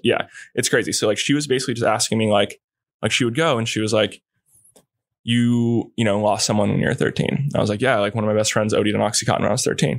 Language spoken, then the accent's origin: English; Kauai, Hawaii, United States; I grew up in Kauai